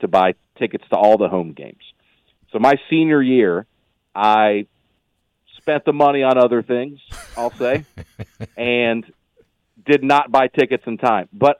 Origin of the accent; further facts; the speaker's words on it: Alabama, United States; now in Nashville, United States; Originally from Alabama, but I've lived in Nashville now for half my life.